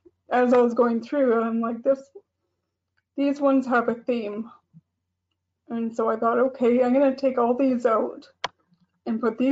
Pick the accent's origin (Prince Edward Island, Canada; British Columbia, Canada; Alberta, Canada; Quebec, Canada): Alberta, Canada; Calgary; moved away as an adult; now in Northern Ontario, Canada; I'm from Calgary